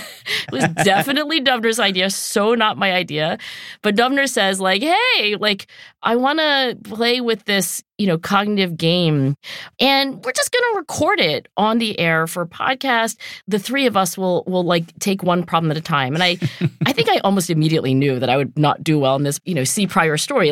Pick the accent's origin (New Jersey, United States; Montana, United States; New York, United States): New Jersey, United States; Cherry Hill; moved away as an adult; I'm from Cherry Hill, New Jersey